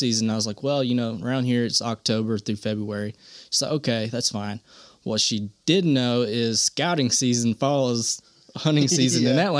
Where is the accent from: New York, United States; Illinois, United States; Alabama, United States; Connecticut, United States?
Alabama, United States; Corner; now in Gardendale, United States; Yeah, oh, I grew up in Corner. I live in like the Gardendale, Mount Olive area now.